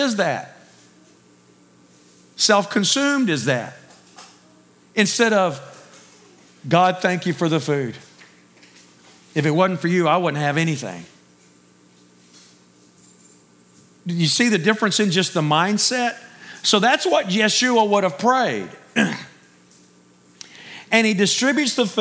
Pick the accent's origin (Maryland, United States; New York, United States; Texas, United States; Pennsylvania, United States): Texas, United States; Me being a Texan